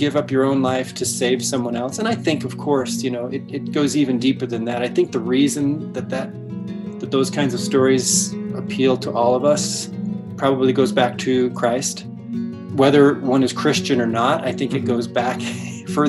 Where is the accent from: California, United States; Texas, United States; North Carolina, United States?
California, United States; Northern; moved away; I grew up in a tiny little community up in Northern California